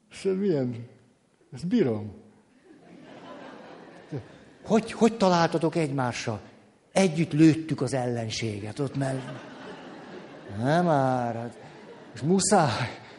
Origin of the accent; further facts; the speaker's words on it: Madrid, Community of Madrid, Spain; born there; Igen ám, de én Madridba születtem.